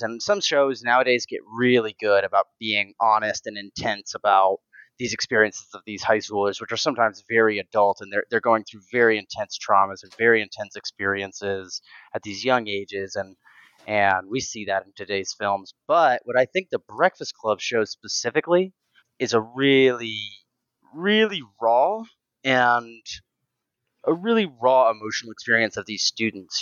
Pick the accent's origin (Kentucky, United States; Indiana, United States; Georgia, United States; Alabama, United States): Kentucky, United States; Lexington; also born or lived in Versailles, Kentucky; I grew up in Lexington and Versailles, Kentucky